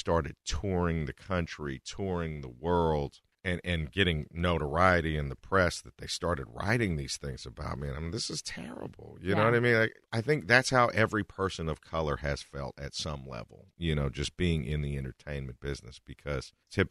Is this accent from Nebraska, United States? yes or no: no; Berkeley, California, United States; also born or lived in Tokyo, Japan / Salt Lake City, Utah; We lived there till about I was six or seven. And then we moved to Berkeley in the 80s. That's where I've been ever since. We still live there now.